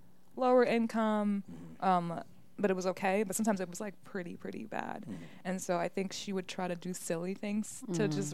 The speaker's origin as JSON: {"language": "English", "town": "Minneapolis", "region": "Minnesota", "country": "United States", "tie": "born or raised there", "also_born_or_lived": "Michigan", "said": "I lived in the Twin Cities my whole life"}